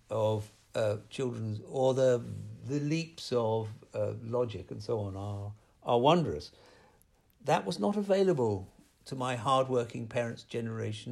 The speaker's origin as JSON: {"language": "English", "country": "United Kingdom", "tie": "born or raised there", "said": "growing up in Britain"}